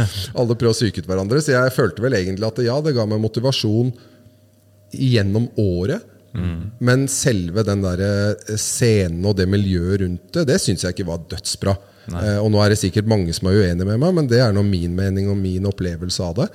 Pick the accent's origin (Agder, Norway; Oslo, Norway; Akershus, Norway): Oslo, Norway; Vi hadde et eh, godt idrettsmiljø hvor jeg vokste opp på på Ulsrud, som er rett ved Bøler